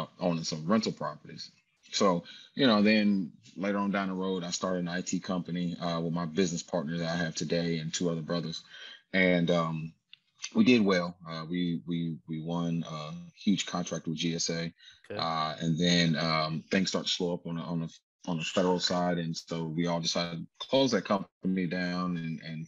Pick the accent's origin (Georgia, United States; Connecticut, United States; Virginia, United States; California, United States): Georgia, United States; Atlanta; I grew up in Atlanta